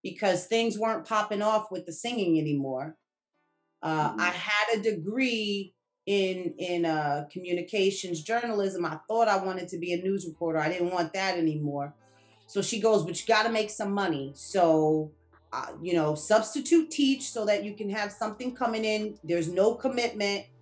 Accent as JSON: {"language": "English", "town": "Newark", "region": "New Jersey", "country": "United States", "tie": "born or raised there", "said": "I was born in Newark, educated there my whole life, you know, from kindergarten to high school"}